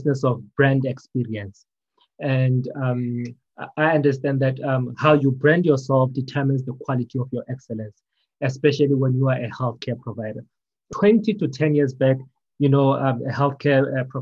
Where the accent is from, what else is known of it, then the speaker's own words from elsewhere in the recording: Johannesburg, Gauteng, South Africa; I'm from South Africa, Johannesburg